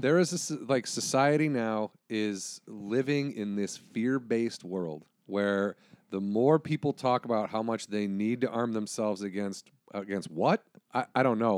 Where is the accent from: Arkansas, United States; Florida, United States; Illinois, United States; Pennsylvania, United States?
Illinois, United States; I'm from Illinois